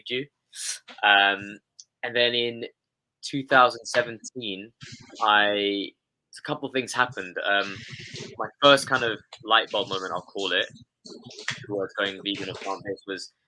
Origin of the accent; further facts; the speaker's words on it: London, United Kingdom; when I was growing up here in London, I was born in London